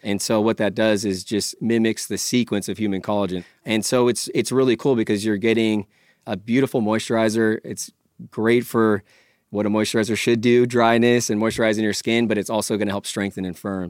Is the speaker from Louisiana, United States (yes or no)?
no; California, United States; born and raised in California